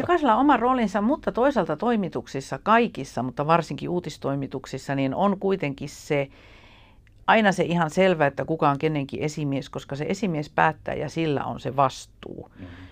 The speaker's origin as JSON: {"language": "Finnish", "town": "Ylitornio", "region": "Lapland", "country": "Finland", "tie": "born or raised there", "also_born_or_lived": "Tampere", "moved": "as an adult", "lives_now": "Helsinki, Finland", "said": "mä lapsuudesta itse viettänyt Ylitorniolla ja se on edelleen niin se minun jotenkin se identiteetti, että minä olen ylitorniolainen ja lappilainen"}